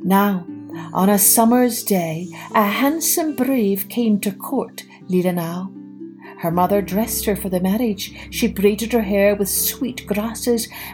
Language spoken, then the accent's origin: English; Scotland, United Kingdom; moved away; also born or lived in Ireland; growing up in Scotland and in Ireland